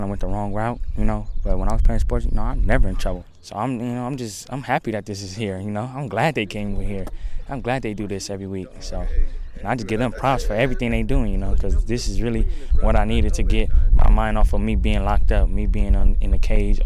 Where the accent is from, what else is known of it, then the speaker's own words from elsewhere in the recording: Los Angeles, California, United States; also born or lived in Belize; I'm from Los Angeles, California